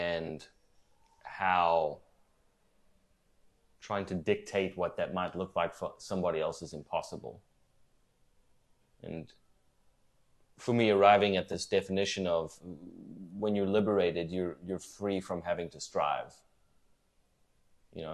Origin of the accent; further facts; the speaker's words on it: South Africa; moved away as an adult; also born or lived in New York, United States; now in Charlotte, United States; So I'm born and raised in South Africa.